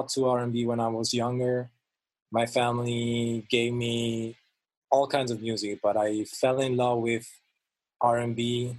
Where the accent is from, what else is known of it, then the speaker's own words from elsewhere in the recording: Italy; So I grew up in church. Basically, growing up in Italy, and I feel also Italian, feels like the best thing that can happen to you.